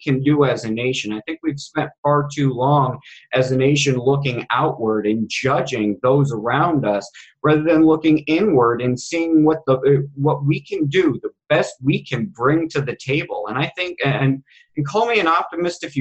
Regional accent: United States; I'm an American Indian Federalist

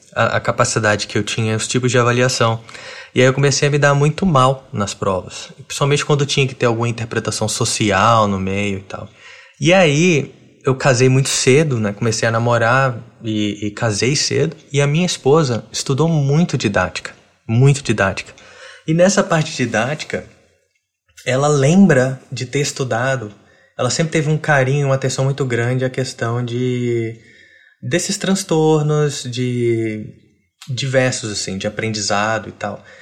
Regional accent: Brasília, Federal District, Brazil; eu tenho 32 anos e cresci em Brasília

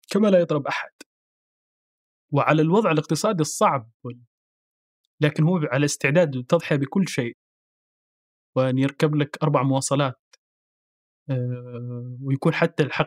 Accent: Sudan; born there; بما اني انا ولدت ولدت في السودان اصلا في شيء في التراب

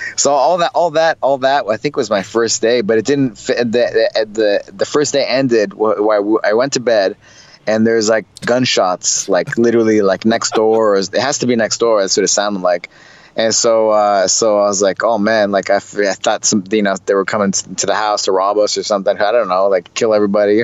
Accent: Santa Fe, New Mexico, United States; moved away as an adult; also born or lived in Rio de Janeiro, Brazil / Belo Horizonte, Brazil; I was just a kid from Santa Fe, New Mexico

